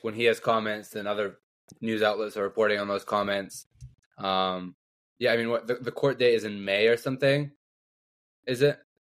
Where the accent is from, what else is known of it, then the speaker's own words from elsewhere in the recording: Canada; as a Canadian